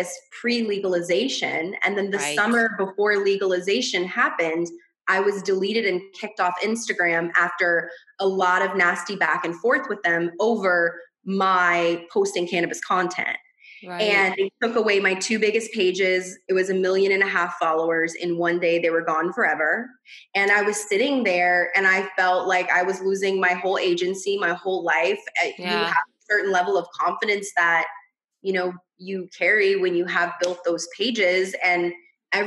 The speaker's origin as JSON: {"language": "English", "region": "Louisiana", "country": "United States", "said": "I'm from Louisiana"}